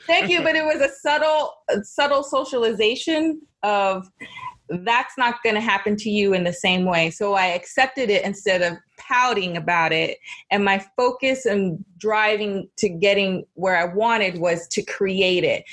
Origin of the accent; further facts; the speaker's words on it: Los Angeles, California, United States; I grew up in Los Angeles